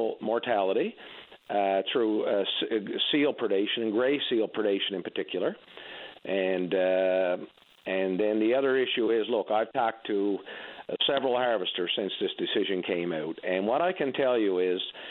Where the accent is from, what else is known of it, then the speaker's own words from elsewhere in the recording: Labrador Straits, Newfoundland and Labrador, Canada; I grew up in the Labrador Straits